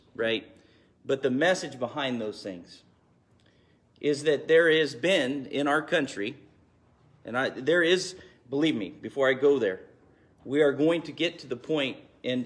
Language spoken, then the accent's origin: English; United States; as an American